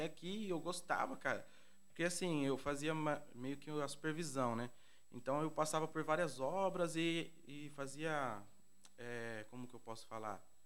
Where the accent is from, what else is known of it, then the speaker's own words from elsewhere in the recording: Campinas, São Paulo, Brazil; cresci aqui no Vila União